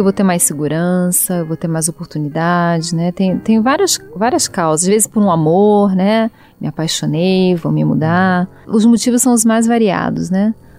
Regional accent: Rio de Janeiro, Brazil; moved away; o Rio que é minha aldeia

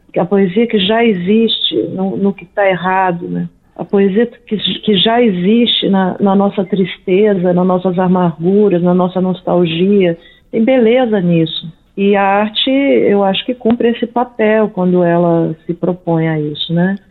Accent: Brasília, Federal District, Brazil; also born or lived in São Paulo / New York; now in Brasília, Brazil; Eu sou de Brasília originalmente

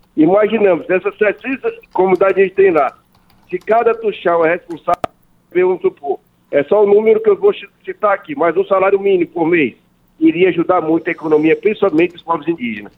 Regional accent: Roraima, Brazil; que sou do estado de Roraima

